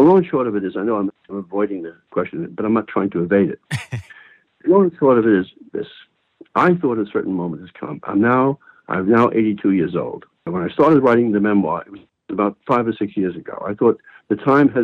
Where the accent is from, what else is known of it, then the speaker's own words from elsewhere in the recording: New York City, New York, United States; my growing up in the Bronx. It's about my childhood with my grandparents